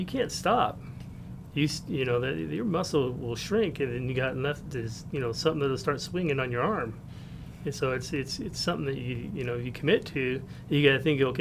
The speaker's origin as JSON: {"language": "English", "town": "Rubidoux", "region": "California", "country": "United States", "tie": "born or raised there", "also_born_or_lived": "Pedley", "lives_now": "Murrieta, United States", "said": "I grew up in Rubidoux"}